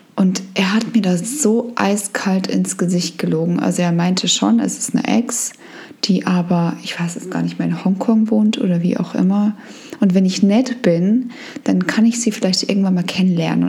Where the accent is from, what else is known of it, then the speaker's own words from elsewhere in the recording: Germany; wir kommen in Deutschland aus dem Land, wo das Thema wahnsinnig groß ist